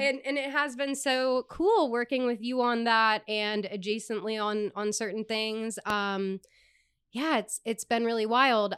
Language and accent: English; East Coast, United States; moved away; I come from the East Coast